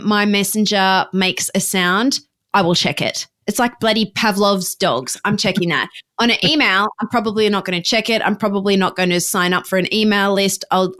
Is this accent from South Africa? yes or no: no; Australia; moved away as an adult; also born or lived in Ohio, United States; I am Australian, but I went to college in Ohio.